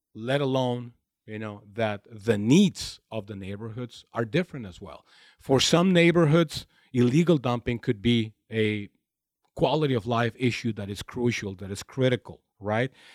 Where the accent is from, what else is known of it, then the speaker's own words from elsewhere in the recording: Imperial Valley, Southern California, United States; moved away as an adult; now in Los Angeles, United States; I grew up in a very small community of the Imperial Valley in Southern California, where the main activity is agriculture